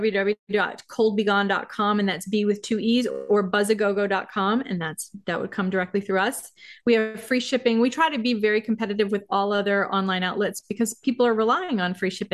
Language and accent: English; Maine, United States; I grew up in Maine